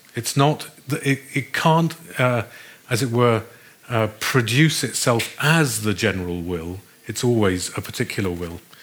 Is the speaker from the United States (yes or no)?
no; Australia; I come from Australia